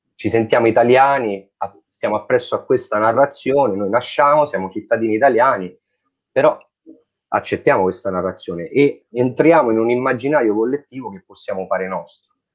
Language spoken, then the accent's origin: Italian; Italy; Noi ci sentiamo italiani, nasciamo e siamo italiani, così, senza volerlo, senza decidere